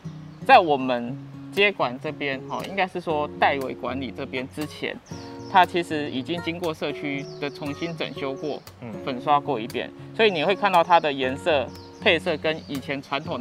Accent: Tainan, Taiwan; 们从小在这边长大的啊，

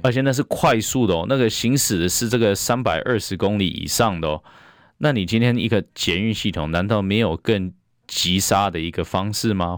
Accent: Taiwan; 我们台湾人

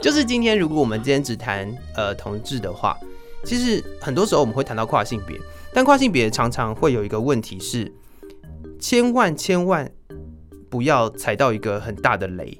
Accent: Taiwan; 我们台湾人喜欢韩国明星。

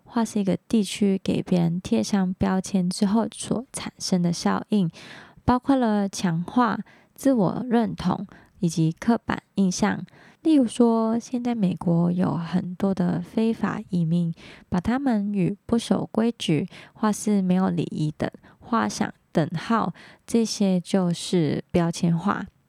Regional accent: Hong Kong; moved away as an adult; now in Taiwan; 我来自香港

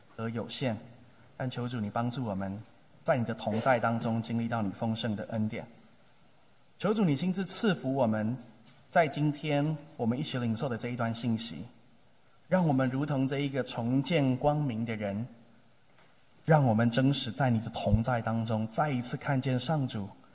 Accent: Tamsui, New Taipei, Taiwan; moved away as an adult; also born or lived in Tainan; 我出生在马街宣教的故乡，去年我们一起庆贺北部宣教一百五十周年， 我出生在淡水

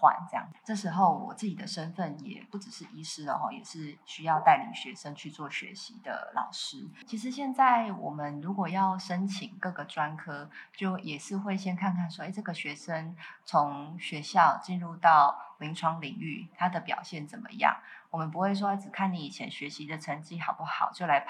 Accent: Taichung, Taiwan; moved away as an adult; now in Kaohsiung, Taiwan; 我我其实是台中人，那我是来自台中的新社。以前讲新社，其实都没有人知道到底在哪里，因为就是一个乡下地方。

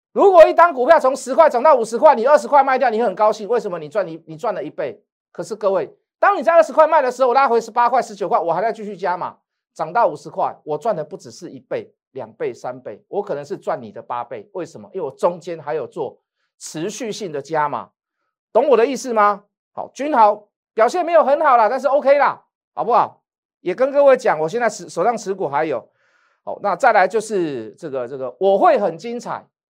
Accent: Taiwan; 我们台湾人

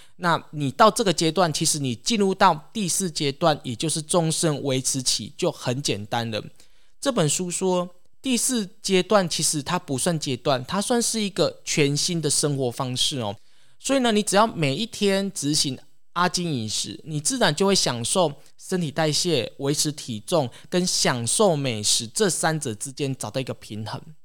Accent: Taiwan; 我们台湾人

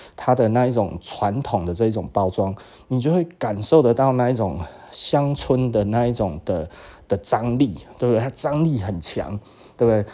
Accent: Taiwan; 我们台湾这一边

